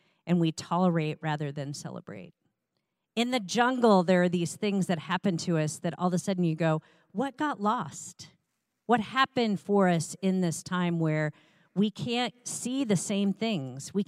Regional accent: Iowa, United States; I was raised in the Midwest in Iowa

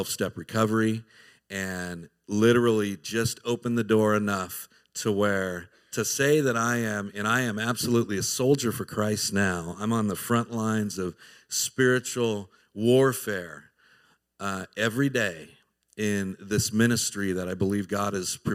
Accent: Southern California, United States; moved away as an adult; now in Tennessee, United States; I was born and raised in Southern California, grew up a heathen

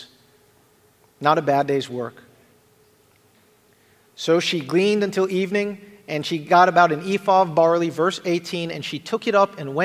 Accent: Jamaica; accent: Jamaican; if I said that word funny, it's because I'm Jamaican, and that's how we say that word

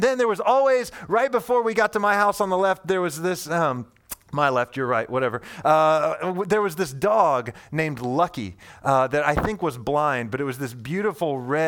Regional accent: Indiana, United States; And I grew up in Indiana, central Indiana, and I lived on this long street that felt like to me as a little kid, like it was 1,000 miles long.

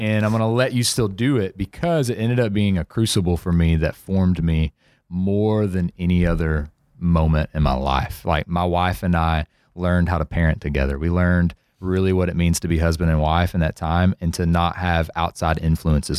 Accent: Center, Texas, United States; also born or lived in Nacogdoches, Texas; I lived my whole life in, uh, c, in Center

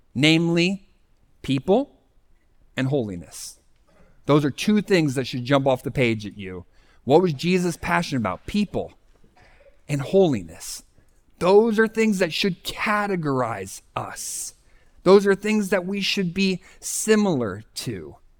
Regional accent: Scranton, Pennsylvania, United States; I was from the Scranton, Pennsylvania area

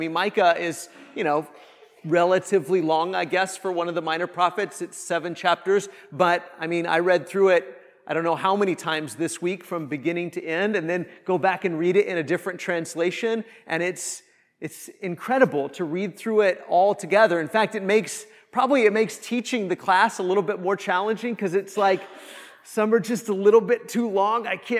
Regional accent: Kansas, United States; I grew up in Northwest Kansas, and the closest mall or airport or like big city was Denver, Colorado, from where I lived in Kansas.

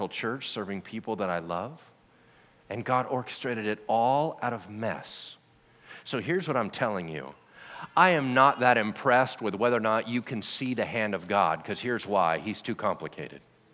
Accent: Loomis, California, United States; also born or lived in Pasadena, California; I wasn't born here. I was born in Southern California. Southern California in a place called Pasadena

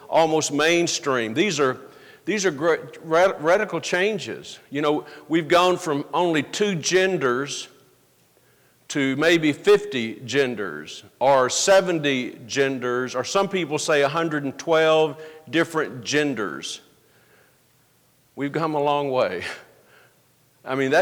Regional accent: the South, United States; I grew up in the South.

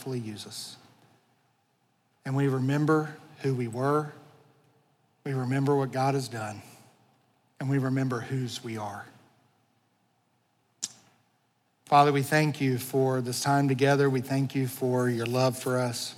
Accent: United States; I love being an American. I'm so thankful to be a citizen of this country

